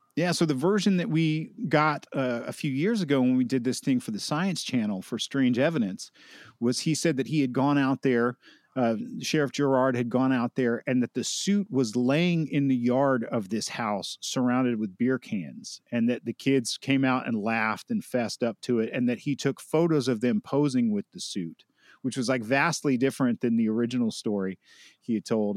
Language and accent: English; Helen, Georgia, United States; my hometown of Helen, Georgia